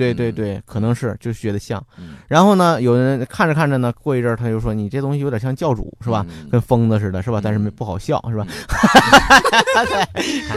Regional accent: Liaoning, China; 首先他是辽宁人， 嗯 他是咱们家乡人，

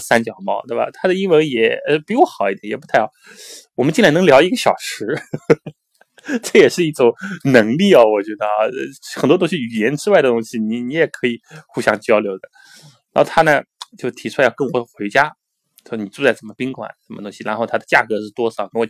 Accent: Shanghai, China; 听说我是从这个中国来的啊，我跟他说从上海来的，他知道上海这个城市。

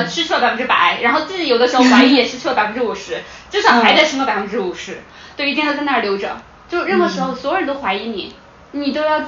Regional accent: China; 我为身为中国人感到特别特别的感到幸运，我感到庆幸。

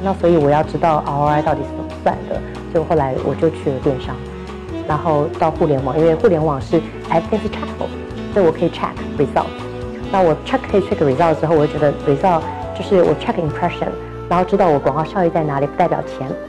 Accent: Taipei, Taiwan; moved away as an adult; now in Shanghai, China; 我是来自于台湾的台北，那么现在被移到上海

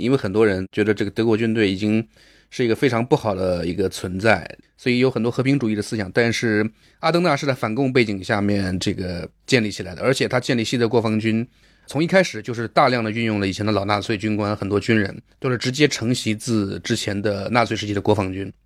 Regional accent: China; 我们中国人作为看客

